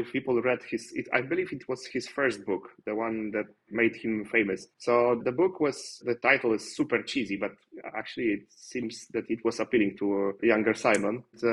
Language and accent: English; Poland; English is a second language; I'm from Poland